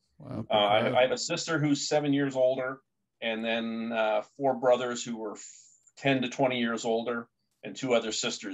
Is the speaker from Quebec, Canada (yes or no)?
no; Hamilton, Ontario, Canada; I grew up in Hamilton